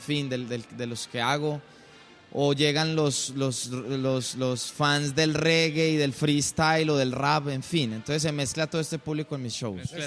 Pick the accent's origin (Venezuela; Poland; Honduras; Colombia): Colombia